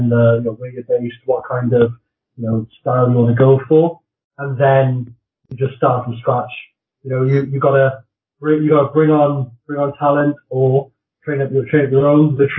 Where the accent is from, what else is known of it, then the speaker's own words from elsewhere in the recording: Wales, United Kingdom; I'm Welsh